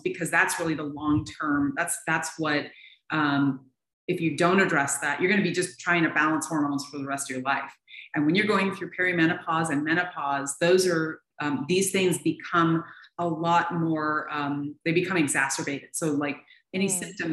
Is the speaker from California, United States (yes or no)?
no; Seattle, Washington, United States; moved away as an adult; now in Tucson, United States; I was born and raised in Seattle.